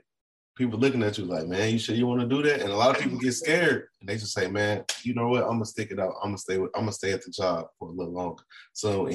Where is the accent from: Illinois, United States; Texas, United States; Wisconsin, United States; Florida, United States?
Illinois, United States; Chicago; moved away; I'm from Chicago